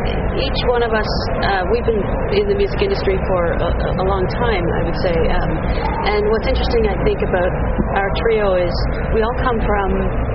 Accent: Lakefield, Ontario, Canada; I'm from Ontario, Lakefield, Ontario.

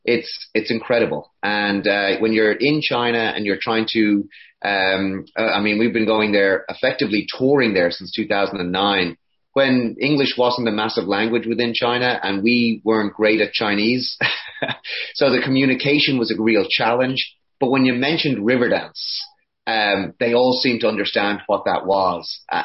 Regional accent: Connacht, Ireland; now in United States; We immigrated from Ireland to the US

